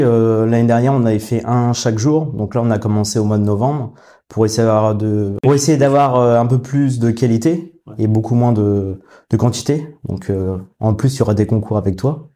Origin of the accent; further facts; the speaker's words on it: Paris region, Île-de-France, France; moved away as an adult; now in Rouen, France; je viens de région parisienne et ma femme, elle est de Normandie. Donc maintenant, ça fait six ans qu'on habite à Rouen